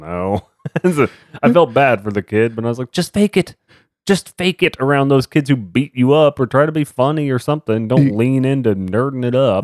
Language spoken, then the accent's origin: English; Dallas, Texas, United States; growing up in Dallas, Texas.